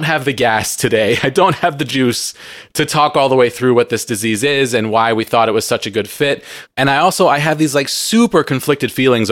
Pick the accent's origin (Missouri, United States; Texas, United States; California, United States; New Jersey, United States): California, United States; San Diego; I grew up in San Diego, plenty of visits to Mexico